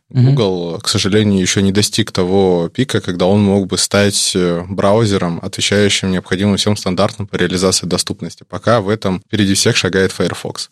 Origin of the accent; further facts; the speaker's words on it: Vladivostok, Primorsky Krai, Russia; мы из Владивостока учимся в Дальневосточном федеральном университете